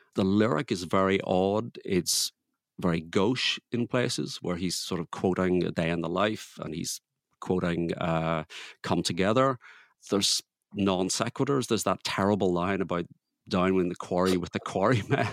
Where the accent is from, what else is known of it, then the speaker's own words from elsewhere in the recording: Belfast, Northern Ireland, United Kingdom; born and bred in Belfast.